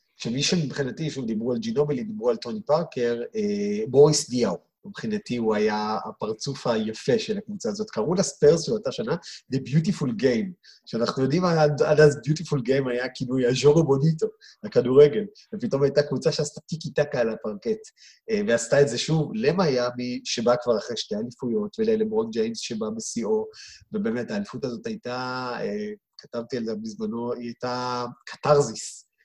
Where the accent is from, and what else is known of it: Israel